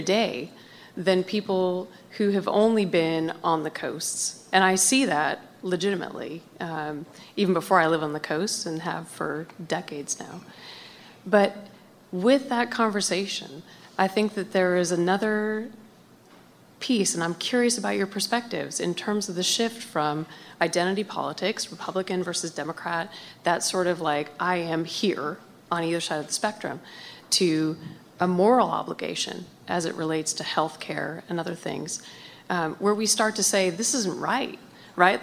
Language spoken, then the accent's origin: English; Montana, United States; now in Washington, United States; I grew up in Montana